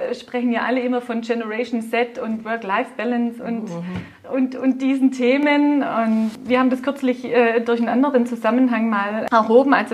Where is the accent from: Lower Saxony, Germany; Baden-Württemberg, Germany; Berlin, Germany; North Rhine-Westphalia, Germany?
Baden-Württemberg, Germany; accent: Swabian; Wir sind Schwaben, ich gehe davon aus, man hört das auch an meinem Dialekt.